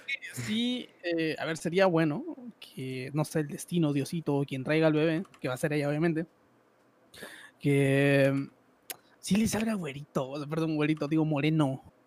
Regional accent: Guatemala; Yo soy de Guatemala, un país tercermundista hasta la verga.

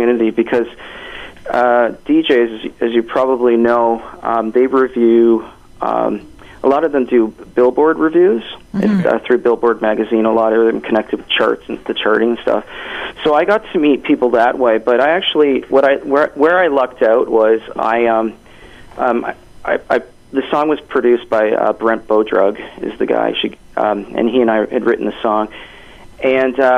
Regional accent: Hamilton, Ontario, Canada; moved away as an adult; also born or lived in New York; now in Toronto, Canada; I was born in Hamilton and raised in Hamilton, and then I moved out to New York, and I'm based out of Toronto.

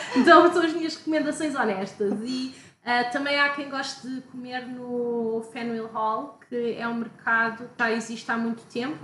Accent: Portugal; moved away; sou de Portugal

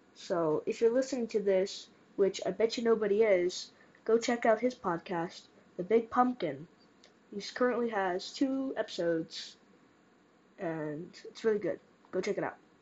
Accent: Mesa, Arizona, United States; I'm from Mesa, Arizona

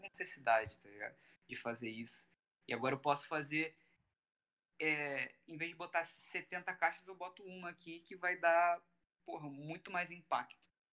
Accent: Rio de Janeiro, Brazil; eu, o … e o …, a gente é do Rio.

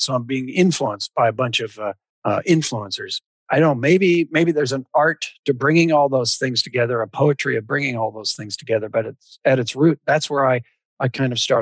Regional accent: Spokane, Washington, United States; also born or lived in California / northern Idaho / southern British Columbia; I grew up with in Washington

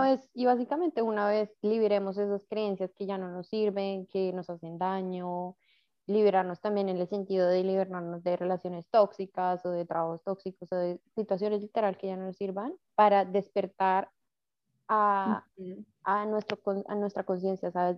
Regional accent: Colombia; como cultura colombiana estamos como muy enseñados a trabaje, trabaje y eche para adelante

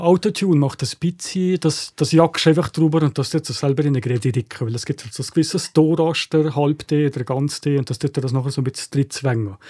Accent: Valais, Switzerland; als Walliser Künstler

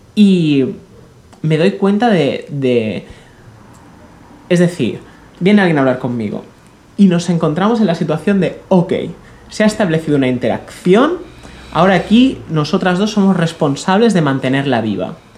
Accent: Catalonia, Spain; yo soy catalán

